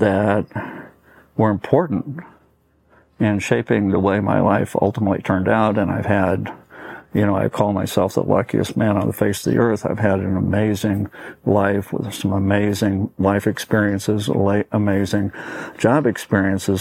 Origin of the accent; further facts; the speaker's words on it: Portland, Oregon, United States; also born or lived in Los Angeles, California; my father took a job in Portland, Oregon, teaching in college. And so we moved to Portland, Oregon